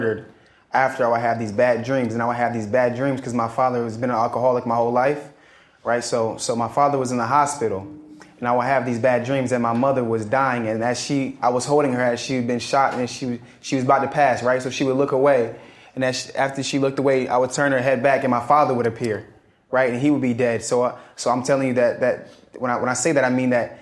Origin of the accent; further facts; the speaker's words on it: Charleston, South Carolina, United States; also born or lived in Atlanta, Georgia; my hometown is Charleston, South Carolina.